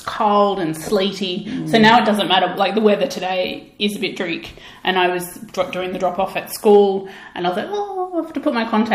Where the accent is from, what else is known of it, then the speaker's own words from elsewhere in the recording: Australia; I'm Australian